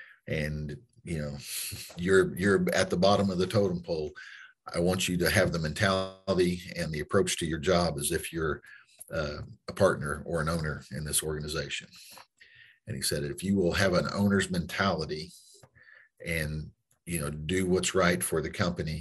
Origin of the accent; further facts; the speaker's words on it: Granby, Missouri, United States; I was raised in Southwest Missouri